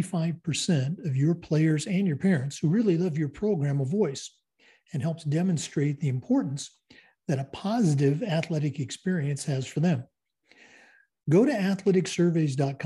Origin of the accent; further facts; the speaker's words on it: Oregon, United States; moved away; We're going back to my home state, the great state of Oregon